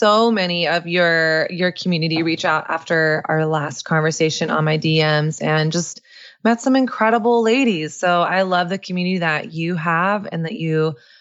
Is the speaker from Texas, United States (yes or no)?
yes; the South, Texas, United States; moved away as an adult; also born or lived in New York; me growing up in Southern conservative evangelical culture